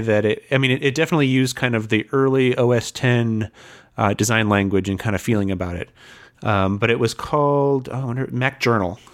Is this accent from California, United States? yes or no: no; Fort Wayne, Indiana, United States; moved away; I was, uh, born and raised in Fort Wayne